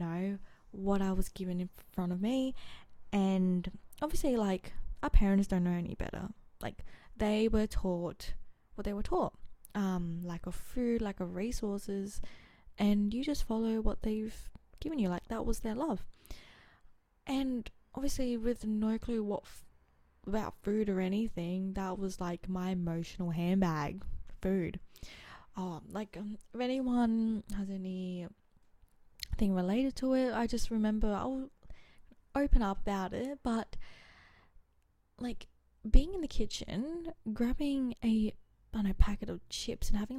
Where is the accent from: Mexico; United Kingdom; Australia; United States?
Australia; Adelaide, South Australia; also born or lived in Geraldton, Western Australia; I was born in Geraldton, Western Australia, so that's WA, I think. Oh, it's like 4 to 5 hour drive from Perth. Grew up in Adelaide ever since I was 2